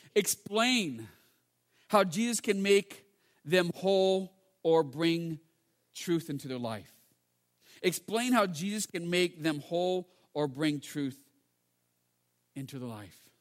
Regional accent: United States; also born or lived in England; I'm from America, but we're both Chinese anyways

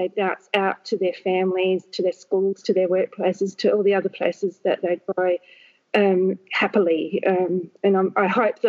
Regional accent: Papua New Guinea; born there; So I was born in Papua New Guinea, where both my parents were teachers.

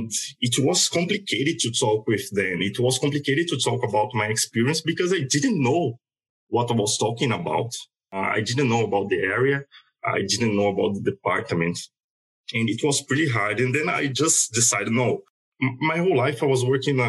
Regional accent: Rio de Janeiro, Brazil; moved away as an adult; now in Sydney, Australia; I'm from Rio de Janeiro, Brazil. In my country, I was a consulting manager at Accenture. And here in Australia, I started a new career

